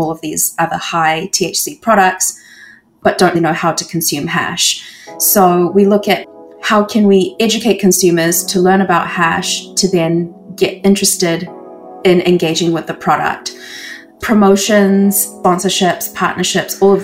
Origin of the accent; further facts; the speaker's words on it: New Zealand; moved away as an adult; now in Canada; I've always felt quite alone growing up in New Zealand